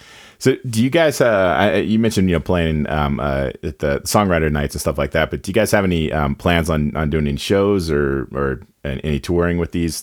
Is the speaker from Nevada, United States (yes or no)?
yes; Carson City, Nevada, United States; I grew up in a small town as well. I still live in my it got bigger, but I grew up in Carson City, Nevada. It's the capital of Nevada. When I was a kid, it was about 30,000. Now we're about 60,000.